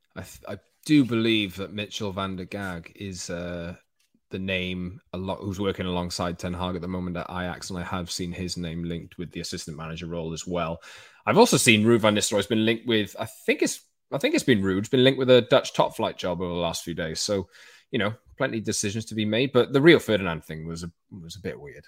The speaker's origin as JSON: {"language": "English", "region": "Wales", "country": "United Kingdom", "said": "I don't know whether you can tell in my accent, I'm a Welsh man"}